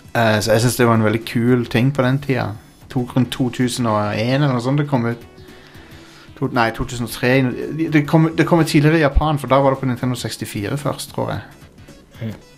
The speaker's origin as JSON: {"language": "Norwegian", "town": "Kristiansand", "region": "Agder", "country": "Norway", "said": "Jeg er fra Kristiansand, egentlig"}